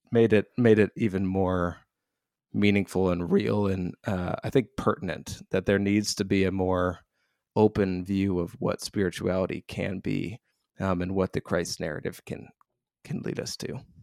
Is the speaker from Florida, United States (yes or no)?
no; Royal Oak, Michigan, United States; I was raised outside of Detroit, so a town called Royal Oak in suburban Detroit, Michigan